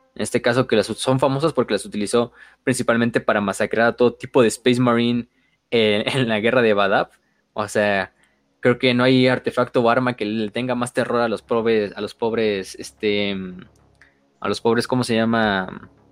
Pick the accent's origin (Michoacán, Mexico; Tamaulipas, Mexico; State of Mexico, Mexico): Tamaulipas, Mexico; Tampico; yo soy de Tampico, entonces también cuenta como Jaibo